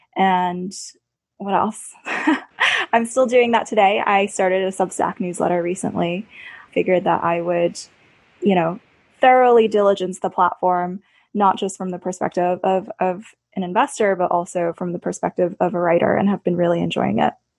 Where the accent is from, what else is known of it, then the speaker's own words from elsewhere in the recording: Pittsburgh, Pennsylvania, United States; worked for a summer at my hometown newspaper, the Pittsburgh Post Gazette